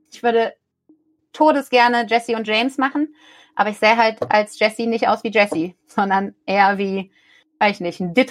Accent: Rhineland, Germany; ich komme ja hier aus dem Rheinland, ich liebe Karneval

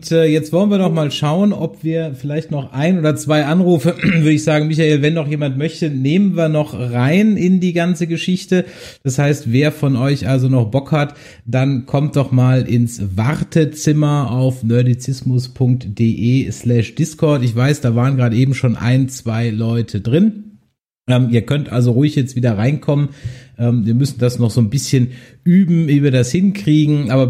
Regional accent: Essen, North Rhine-Westphalia, Germany; ich komme aus äh, Essen.

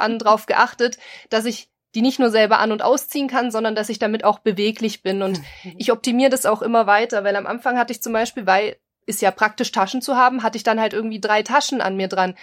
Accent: Bavaria, Germany; wir kommen ja aus Bayern

